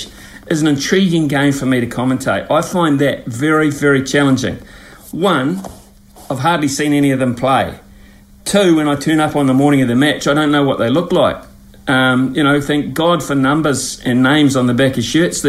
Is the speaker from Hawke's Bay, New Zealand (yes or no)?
yes; Hawke's Bay, New Zealand; I'm from a region of Hawke's Bay, called Hawke's Bay in New Zealand, where I'm sitting here now, big wine-growing area.